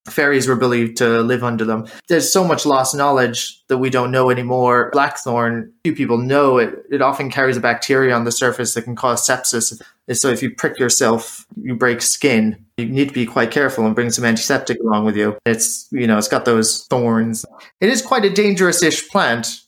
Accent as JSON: {"language": "English", "country": "United States", "tie": "born or raised there", "also_born_or_lived": "Ireland", "moved": "as an adult", "lives_now": "Winchester, United Kingdom", "said": "I grew up in the States through university"}